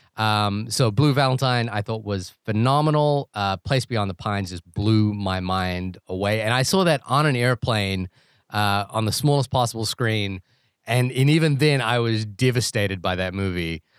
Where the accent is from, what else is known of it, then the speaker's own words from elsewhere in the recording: New Zealand; moved away; that's my home country